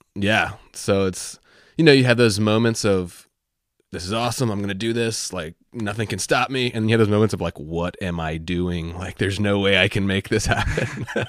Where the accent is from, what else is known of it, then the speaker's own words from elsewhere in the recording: Virginia, United States; I'm from Virginia